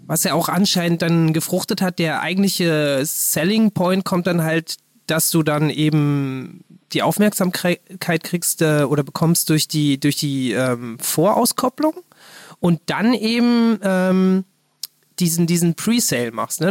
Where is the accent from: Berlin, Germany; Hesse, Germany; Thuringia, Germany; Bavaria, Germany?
Berlin, Germany; ich bin halt da in der Nähe vom Olympiastadion groß geworden